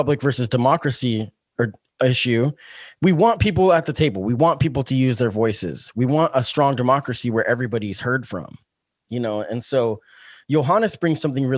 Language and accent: English; Springfield, Oregon, United States; I've grown up in Springfield. I've lived here since I was 11, you know, so this is my hometown